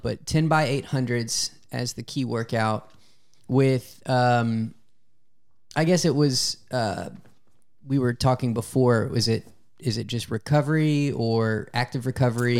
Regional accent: Louisiana, United States; I'm from Louisiana

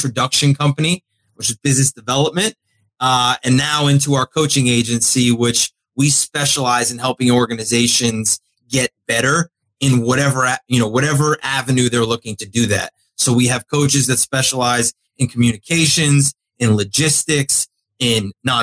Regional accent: South Florida, United States; I grew up in South Florida. Great place to grow up

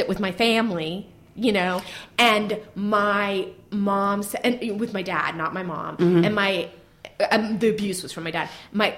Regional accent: Marin County, California, United States; I grew up in Marin County.

